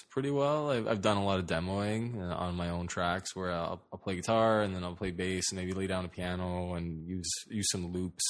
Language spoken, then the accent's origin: English; Toronto, Ontario, Canada; Yeah, North York. I mean, I guess that counts.